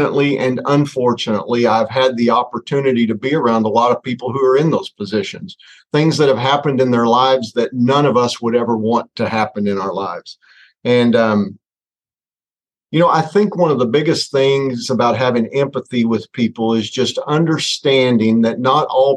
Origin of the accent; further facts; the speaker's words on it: Northwest Arkansas, United States; growing up in Northwest Arkansas, a small town of about 2,500 people